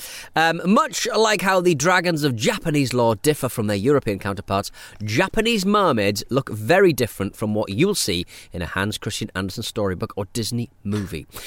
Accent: Hartlepool, North East England, United Kingdom; growing up in Hartlepool, we were obviously seafaring town

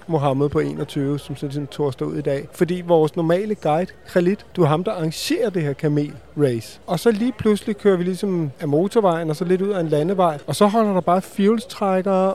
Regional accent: Denmark; vi er fra Danmark

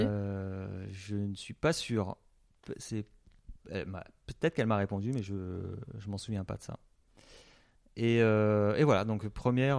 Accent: Alsace, Grand Est, France; moi je suis alsacien

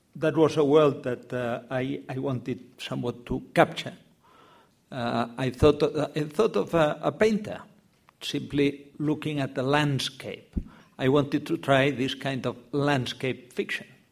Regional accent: Catalonia, Spain; English is a second language; I grew up in Catalan. Uh, I suppose the three of us are Catalan, but perhaps in, in different ways. Mm. Uh, when you are a Catalan, you have to explain uh, how much of a Catalan you are. Well, in my case, I was born there, I lived there.

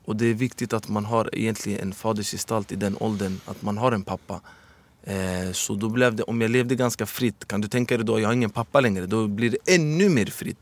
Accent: Stockholm, Stockholm County, Sweden; also born or lived in Medina; jag föddes 1984 här i Sverige. Och är uppvuxen i Husby.

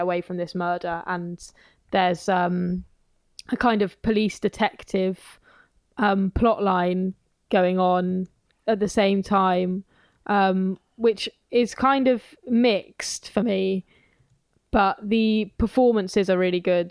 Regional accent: near Wales, England, United Kingdom; I grew up kind of near Wales

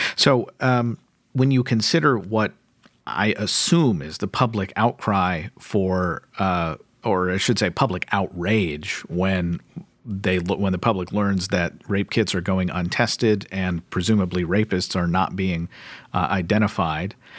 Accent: Kentucky, United States; my home state of Kentucky

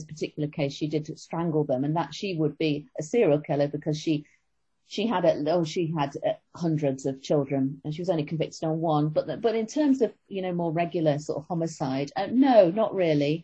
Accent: Manchester, North West England, United Kingdom; moved away; where I grew up myself in Manchester.

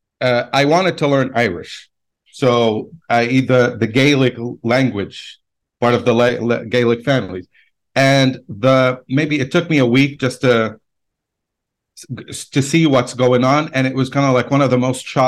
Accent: Lebanon; moved away as an adult; also born or lived in United States / Baghdad; I was born and raised in Lebanon, spent most of my life there.

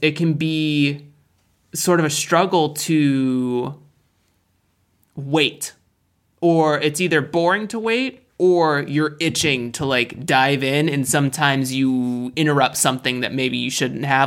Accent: United States; I'm American

